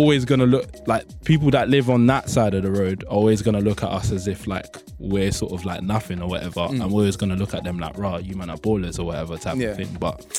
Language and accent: English; London, United Kingdom; I grew up in Pimlico, and it's, like, it wasn't the worst upbringing type of thing. It's, like, for me, when I looked at it, it looked like a fairly decent area to grow up in.